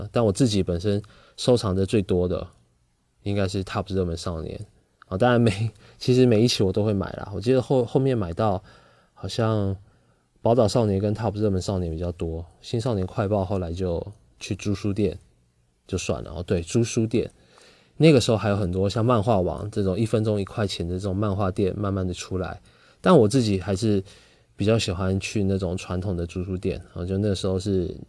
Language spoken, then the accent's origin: Chinese; Taipei, Taiwan; also born or lived in Kaohsiung; 后来我们就从啊高雄搬到台北去了。我小学四年级的时候搬到台北，来到台北之后，哦就不一样了，大城市了哈。